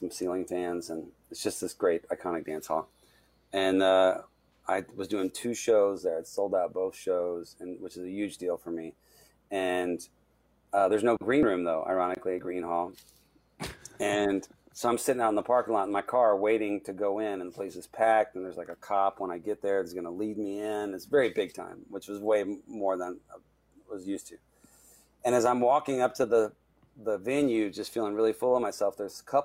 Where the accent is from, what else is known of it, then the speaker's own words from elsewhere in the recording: Texas, United States; I'm from Texas